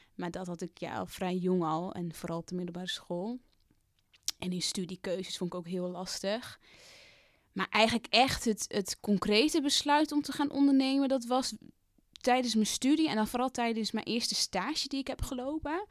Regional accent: Drenthe, Netherlands; moved away; also born or lived in Amsterdam; ik ben dat meisje uit Drenthe, maar ik ben ook nog steeds dat meisje dat naar de stad is gegaan

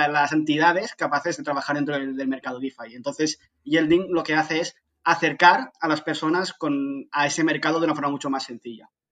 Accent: Barcelona, Catalonia, Spain; soy de Barcelona

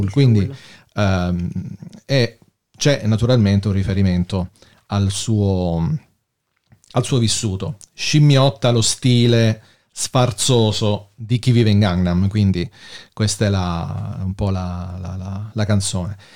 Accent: Germany; Sono tedesca.

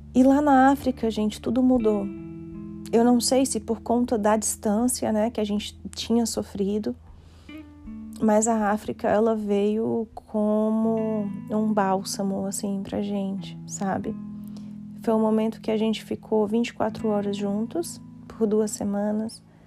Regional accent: Brazil; sou brasileira

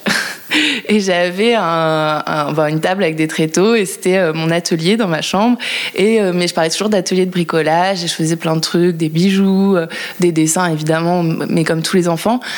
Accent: La Rochelle, Nouvelle-Aquitaine, France; moved away as an adult; now in Paris, France; j'habite à Paris depuis une dizaine d'années et, euh, que je suis originaire de La Rochelle

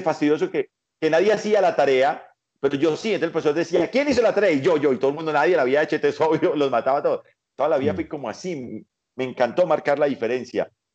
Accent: Paisa, Antioquia, Colombia; now in Bogotá, Colombia; soy paisa

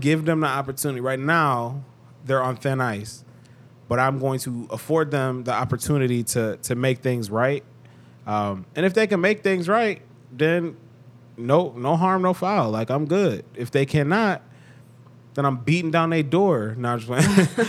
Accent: Cleveland, Ohio, United States; I'm from Cleveland, two one six. That's my area code.

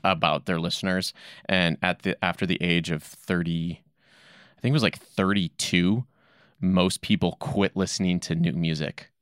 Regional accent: South Dakota, United States; now in Boise, United States; I'm originally from South Dakota

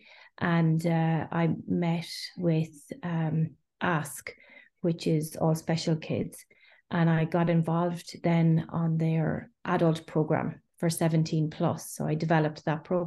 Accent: Ireland; moved away as an adult; also born or lived in Galway, Ireland; now in Geneva, Switzerland; I'm Irish

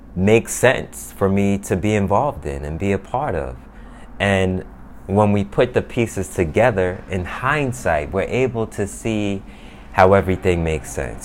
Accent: New York, United States; also born or lived in Miami; now in New Jersey, United States; I'm from New York. I live in Jersey now.

